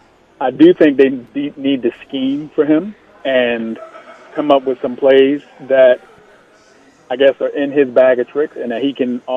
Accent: Philadelphia, Pennsylvania, United States; moved away; I got family here from Philly. I'm from Philly.

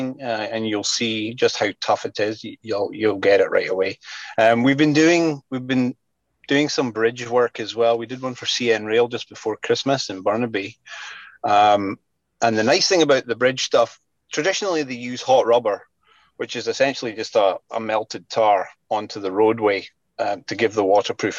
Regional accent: Scotland, United Kingdom; now in British Columbia, Canada; I'm originally from Scotland

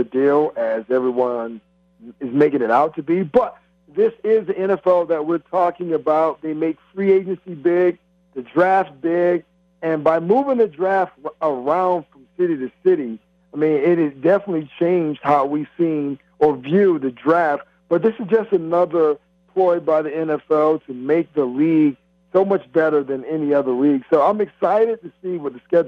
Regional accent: Florida, United States; moved away; my home state of Florida

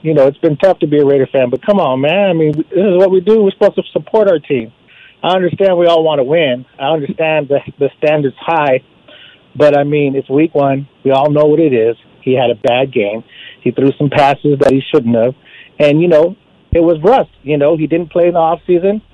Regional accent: Southern California, United States; I'm from Southern California

